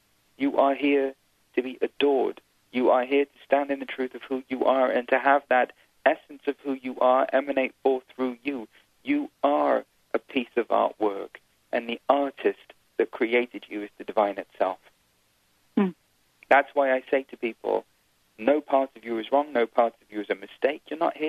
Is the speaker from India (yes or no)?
yes; India; You know, I'm Indian. I was born into a spiritual family. On the weekends, every weekend, we'd go see gurus and we'd watch Bollywood movies. It's just what you do when you're Indian.